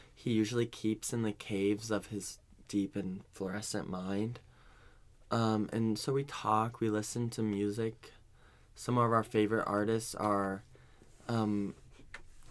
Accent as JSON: {"language": "English", "area": "Bay Area", "region": "California", "country": "United States", "tie": "born or raised there", "also_born_or_lived": "Arizona / Seattle", "said": "I was born there, and I was raised in the Bay Area"}